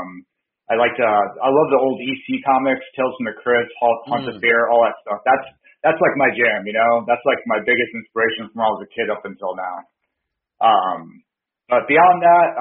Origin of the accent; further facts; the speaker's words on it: Bridgeport, Connecticut, United States; moved away as an adult; also born or lived in Florida / California / Nevada; now in Portland, United States; I grew up in Connecticut, though. I was born in Bridgeport and then lived there for most of my life, most of my early life, for about first 20 years